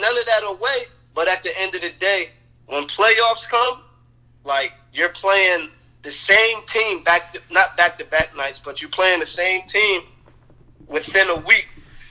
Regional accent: New Jersey, United States; now in North Carolina, United States; I never claimed North Carolina. Like, I'm from Jersey.

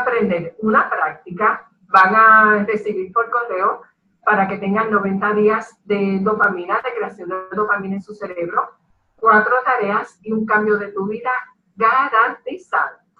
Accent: Ponce, Puerto Rico; soy ponceña y boricua

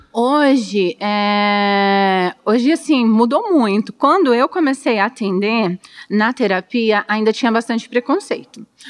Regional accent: Dourados, Mato Grosso do Sul, Brazil; Nasci em Dourados, sou douradense, tenho 38 anos

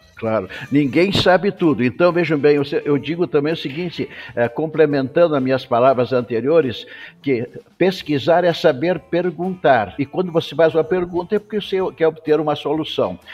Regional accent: Taquara, Rio Grande do Sul, Brazil; also born or lived in Porto Alegre / Piracicaba / Washington, United States; eu sou gaúcho, natural de Taquara, no Rio Grande do Sul

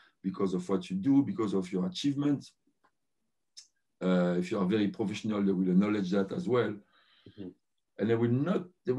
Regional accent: Paris, Île-de-France, France; also born or lived in Ivory Coast; I've been raised in Paris. Mm-hmm. I was born in Ivory Coast.

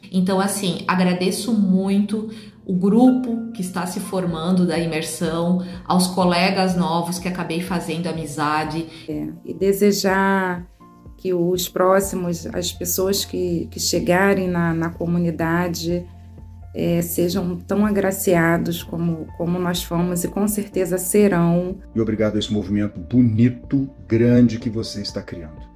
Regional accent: São Paulo, Brazil

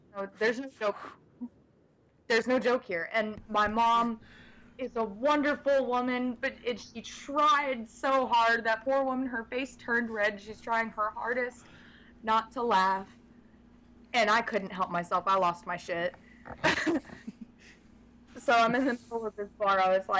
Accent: the South, United States; We're from the South, you know, so it would be rude to say no.

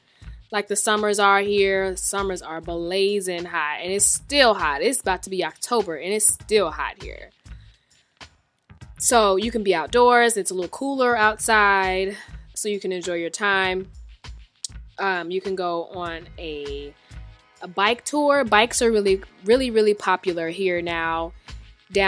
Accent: Atlanta, Georgia, United States; I have been here all my life

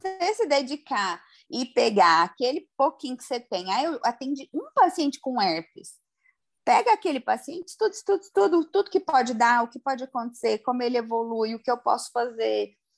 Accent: Goiânia, Goiás, Brazil; porque eu sou de Goiânia

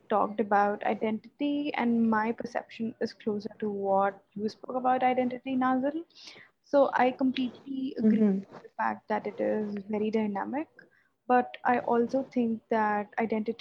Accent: Hyderabad, Telangana, India; I'm from Hyderabad

